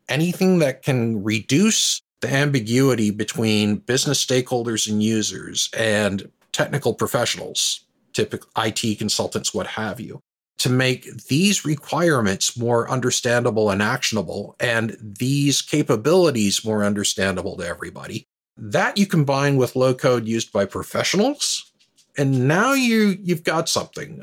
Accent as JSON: {"language": "English", "region": "southwestern Ontario", "country": "Canada", "tie": "born or raised there", "also_born_or_lived": "United States", "moved": "as an adult", "lives_now": "Halifax, Canada", "said": "So I grew up in, uh, southwestern Ontario. I'm now in Halifax, Nova Scotia"}